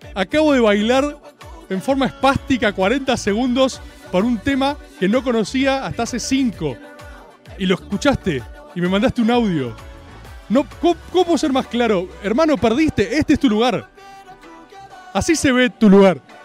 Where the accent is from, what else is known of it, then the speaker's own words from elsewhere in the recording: Argentina; como argentino